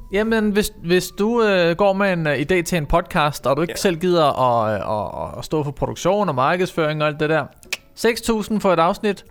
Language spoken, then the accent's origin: Danish; Herfølge, Zealand, Denmark; also born or lived in Roskilde / Sorø; jeg, er jo opvokset i Herfølge